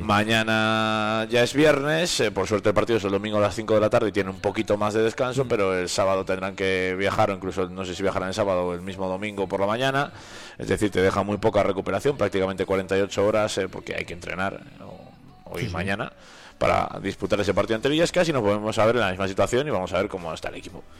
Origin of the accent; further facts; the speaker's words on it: Valladolid, Castile and León, Spain; now in Soria, Spain; mi tierra Valladolid